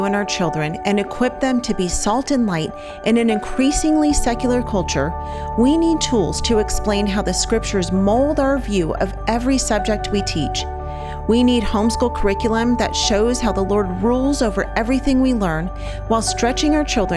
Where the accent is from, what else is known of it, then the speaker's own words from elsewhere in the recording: California, United States; moved away as an adult; We are from California, and when, you know, we've been gone now for 5 years